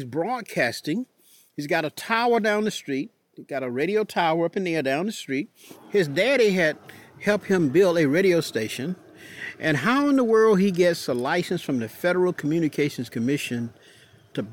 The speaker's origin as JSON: {"language": "English", "town": "Warrenton", "region": "Georgia", "country": "United States", "tie": "born or raised there", "said": "my hometown of Warrenton"}